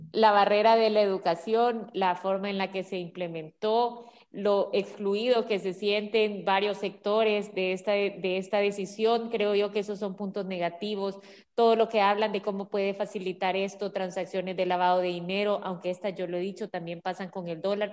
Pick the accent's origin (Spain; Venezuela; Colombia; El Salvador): El Salvador; todos somos salvadoreños